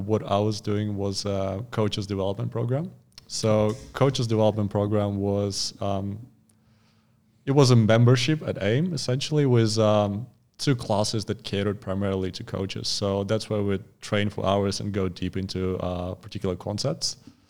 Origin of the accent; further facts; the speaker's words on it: Far East, Russia; Well, if you're born and raised in Russia, it's pretty hard to avoid body weight training.